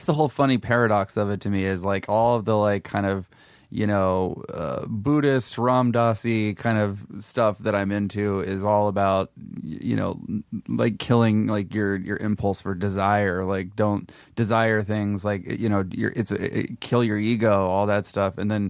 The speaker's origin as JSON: {"language": "English", "town": "Memphis", "region": "Tennessee", "country": "United States", "tie": "born or raised there", "said": "Yeah, I grew up in Memphis, and I briefly went to the Ole Miss, University of Mississippi, for like a year"}